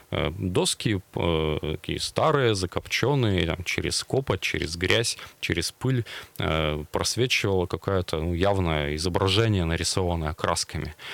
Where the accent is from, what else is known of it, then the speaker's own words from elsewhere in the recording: Nizhny Tagil, Sverdlovsk Oblast, Russia; born there; now in Yekaterinburg, Russia; Э, начнем с моего родного города Нижнего Тагила. Я там родился давным-давно, правда, полжизни уже прожил в Екатеринбурге.